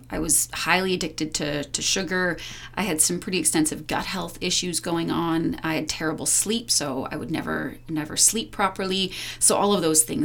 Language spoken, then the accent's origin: English; Powell River, British Columbia, Canada; now in Whistler, Canada; when I was a teenager growing up in a really small town, I'm from Powell River, BC